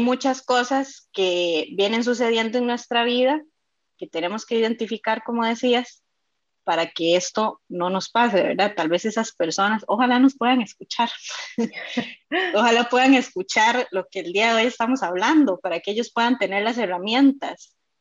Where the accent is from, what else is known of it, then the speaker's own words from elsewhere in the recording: Costa Rica; tengo nueve años ya en la fraternidad y soy de Costa Rica